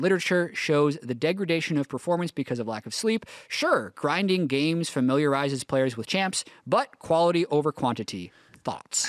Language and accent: English; Canada; moved away as an adult; now in Los Angeles, United States; I grew up in Canada